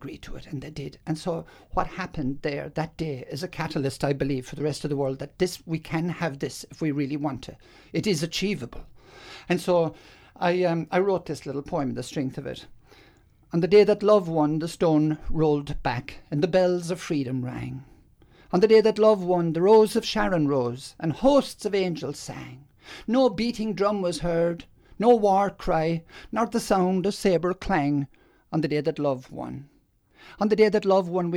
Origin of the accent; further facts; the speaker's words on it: Ireland; now in Australia; I grew up in Ireland, there was lots of, as they call, the troubles in the north